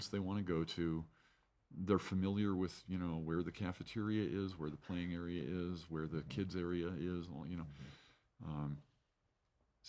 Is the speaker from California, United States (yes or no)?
yes; Santa Clara, California, United States; moved away as an adult; also born or lived in San Francisco; now in Fort Collins, United States; I was born in San Francisco, but raised in Silicon Valley in Santa Clara